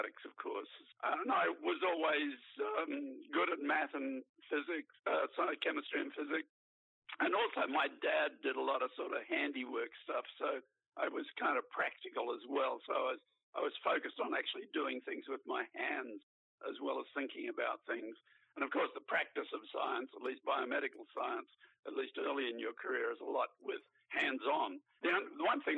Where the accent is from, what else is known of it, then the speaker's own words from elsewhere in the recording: Brisbane, Queensland, Australia; I grew up in Queensland